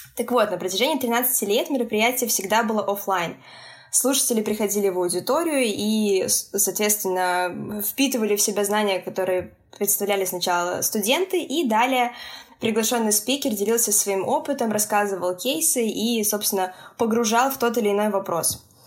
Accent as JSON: {"language": "Russian", "region": "Minsk", "country": "Belarus", "said": "я из Минска, это Беларусь"}